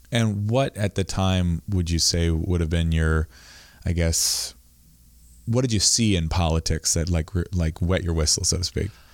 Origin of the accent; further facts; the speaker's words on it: Camden, Maine, United States; I grew up here in Camden